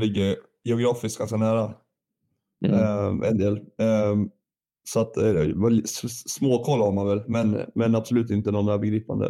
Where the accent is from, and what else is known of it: Sundsvall, Västernorrland County, Sweden; born or raised there; also born or lived in Gävle, Sweden / Valbo, Sweden